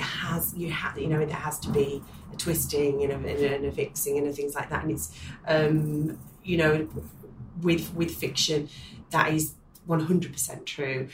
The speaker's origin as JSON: {"language": "English", "town": "Manchester", "region": "North West England", "country": "United Kingdom", "tie": "born or raised there", "said": "that is my hometown."}